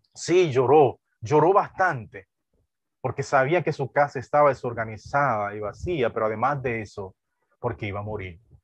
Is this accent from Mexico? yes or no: no; Duvergé, Independencia, Dominican Republic; nací en esa región